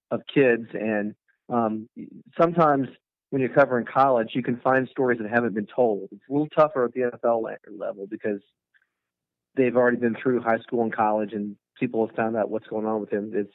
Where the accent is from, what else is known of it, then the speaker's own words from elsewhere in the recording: Midwest, United States; moved away as an adult; now in Durham, United States; I grew up in the Midwest